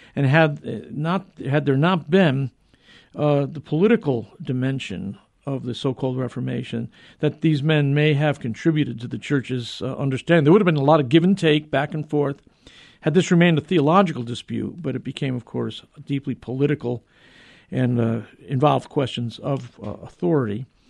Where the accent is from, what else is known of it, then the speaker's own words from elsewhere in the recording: New Haven, Connecticut, United States; the University of New Haven, my hometown